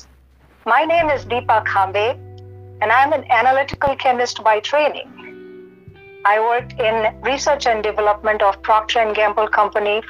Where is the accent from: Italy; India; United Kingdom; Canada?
India; moved away; I'm born and raised in India